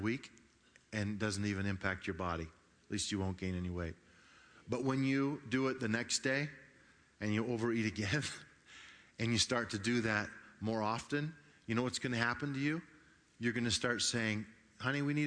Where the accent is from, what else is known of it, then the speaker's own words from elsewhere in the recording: Grand Junction, Colorado, United States; I grew up over in Grand Junction on the east slope of, or west slope of Colorado, and it was just a great place to grow up